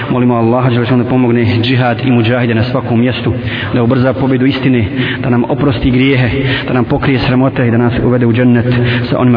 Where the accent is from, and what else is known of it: Bosnia & Herzegovina